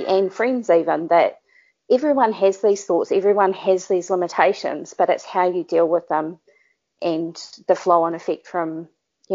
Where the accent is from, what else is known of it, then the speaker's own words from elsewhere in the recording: New Zealand; accent: Kiwi; Being a Kiwi and having a Kiwi accent